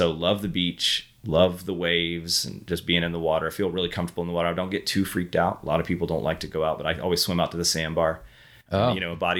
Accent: Hawthorne, Florida, United States; also born or lived in Gainesville; I was born in South Florida, but raised in North Central Florida.

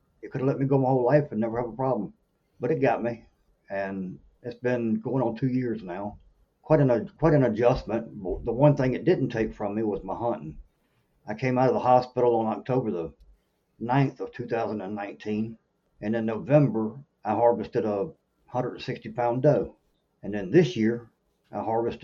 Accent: Norfolk, Virginia, United States; moved away as an adult; now in South Carolina, United States; I grew up in Norfolk, Virginia, where there's obviously nowhere to hunt

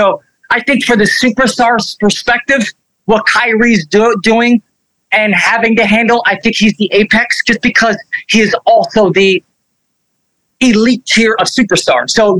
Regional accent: Elizabeth, New Jersey, United States; I grew up in Elizabeth, New Jersey

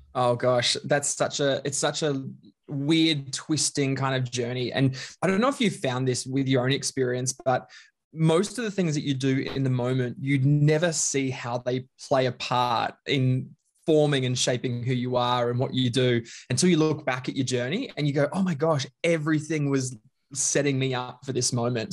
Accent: Bundaberg, Queensland, Australia; moved away; I grew up in Queensland, a little small town called Bundaberg

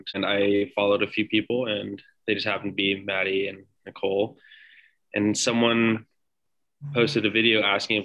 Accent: Redondo Beach, California, United States; now in Los Angeles, United States; I'm from Redondo Beach, born and raised around this area in the South Bay

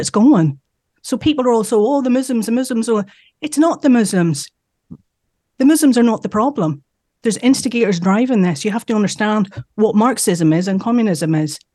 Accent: Northern Ireland, United Kingdom; we're from Northern Ireland

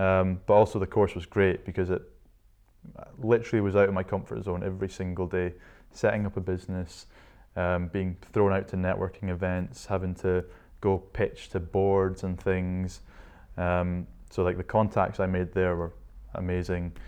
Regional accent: Shetland, Scotland, United Kingdom; moved away as an adult; also born or lived in Inverness; I was born in Inverness, lived there for the first six years of my life and then headed up to Shetland with dad's work and lived there from age six to 18.

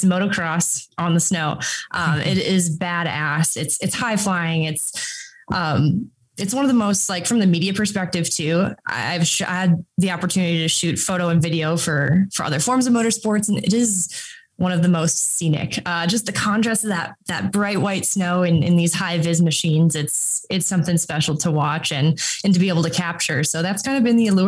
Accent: Minnesota, United States; I grew up in Minnesota, like 15 minutes from ERX.

